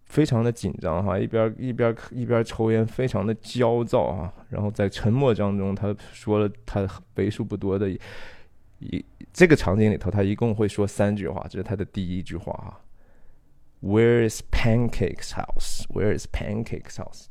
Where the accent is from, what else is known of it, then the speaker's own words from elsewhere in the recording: China; 我们中国人不太喜欢讲这个罪哈